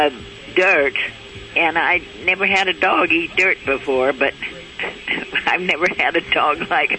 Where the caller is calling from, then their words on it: South Lake Tahoe, California, United States; South Lake Tahoe.